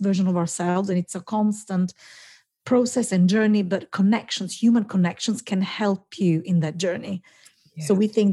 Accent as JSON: {"language": "English", "country": "Italy", "moved": "as an adult", "lives_now": "London, United Kingdom", "said": "I studied in Italy, and I'm from Italy. I've been here 22 years, in this great job, you know, in the city in London."}